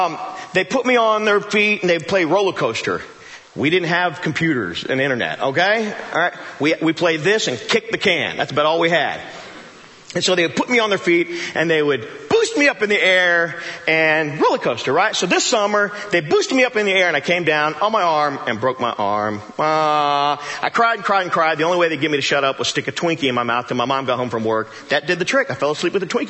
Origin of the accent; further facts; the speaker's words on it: Joplin, Missouri, United States; I do radio in town, and I'm from Joplin